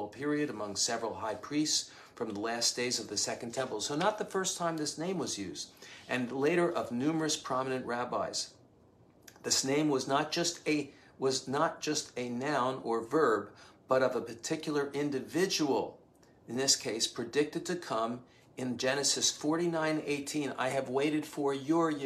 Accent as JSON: {"language": "English", "town": "Cheltenham", "region": "Pennsylvania", "country": "United States", "tie": "born or raised there", "said": "in our group of friends where we grew up outside Philadelphia in Cheltenham"}